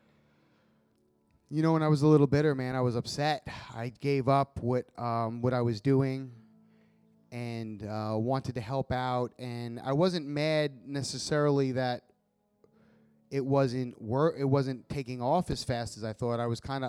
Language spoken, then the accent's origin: English; Long Island, New York, United States; moved away as an adult; also born or lived in Florida; I grew up on Long Island, New York.